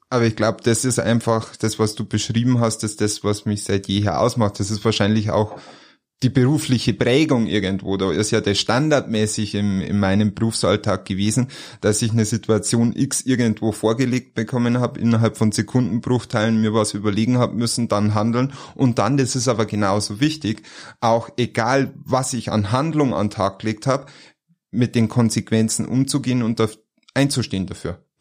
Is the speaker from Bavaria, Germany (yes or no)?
yes; Bavaria, Germany; In Niederbayer. Und als Niederbayer macht man das, was Mama sagt.